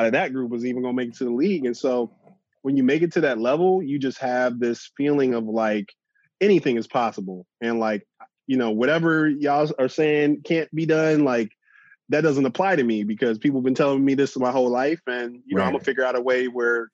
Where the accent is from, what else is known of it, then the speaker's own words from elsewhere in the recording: Chicago, Illinois, United States; growing up in Chicago